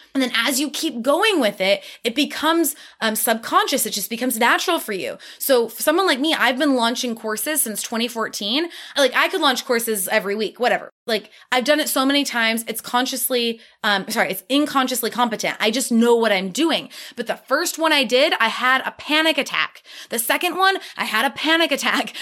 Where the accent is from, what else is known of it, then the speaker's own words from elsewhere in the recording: Midwest, United States; I'm from the Midwest, we're hard workers